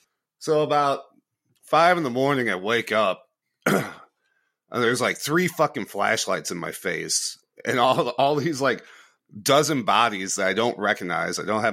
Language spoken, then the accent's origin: English; United States; And as an American at that time, you actually had to have done something